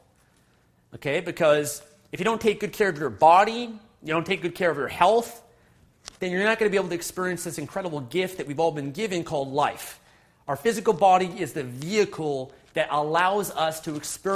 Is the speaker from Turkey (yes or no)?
no; Canada; also born or lived in Vancouver, British Columbia; Fellow Canadians, I'm joining in from Vancouver, British Columbia